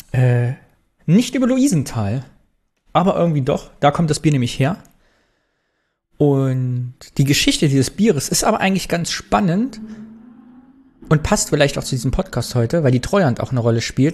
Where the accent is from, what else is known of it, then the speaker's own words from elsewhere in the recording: East Germany, Germany; Hat unsere DDR-Sozialisation bis heute gewirkt?